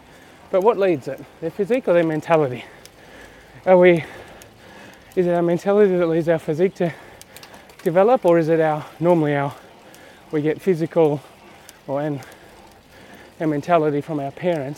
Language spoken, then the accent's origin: English; Australia; now in Stabio, Switzerland; I'm actually Australian. I rent a house in Europe. I own a house in Australia.